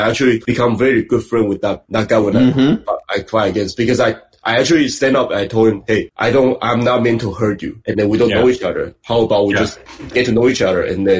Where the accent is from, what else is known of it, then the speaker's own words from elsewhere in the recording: Taiwan; English is a second language; also born or lived in Belize; now in United States; because I'm Asian, because I'm from Taiwan. I speak Taiwanese. I speak Chinese.